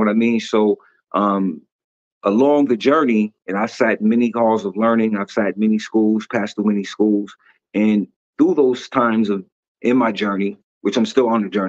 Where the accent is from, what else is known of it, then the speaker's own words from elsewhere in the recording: Syracuse, New York, United States; I'm from Syracuse, New York.